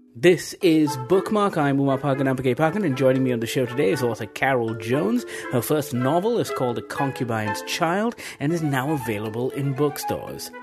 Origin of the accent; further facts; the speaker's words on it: Malaysia; As a Malaysian reader